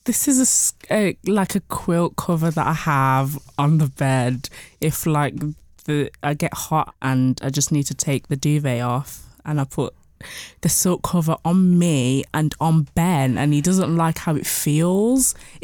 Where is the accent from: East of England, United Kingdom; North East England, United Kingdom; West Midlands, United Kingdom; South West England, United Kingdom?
West Midlands, United Kingdom; Birmingham; So I'm originally from Birmingham. So moving was a big thing for me to a new city